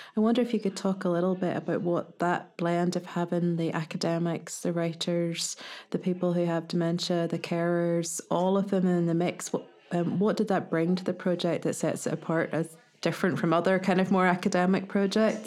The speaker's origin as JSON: {"language": "English", "town": "Ballymena", "region": "Northern Ireland", "country": "United Kingdom", "accent": "Ballymena", "said": "you'll have to make do with my Ballymena accent"}